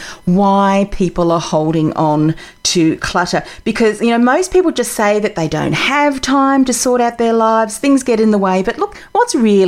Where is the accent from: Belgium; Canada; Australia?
Australia; I'm from Australia.